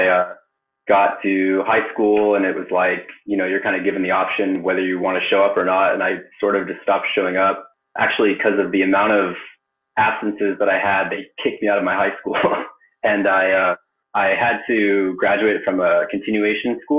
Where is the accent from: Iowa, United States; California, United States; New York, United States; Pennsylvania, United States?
California, United States; Palo Alto; also born or lived in Japan; I grew up in Silicon Valley. I was born in Palo Alto.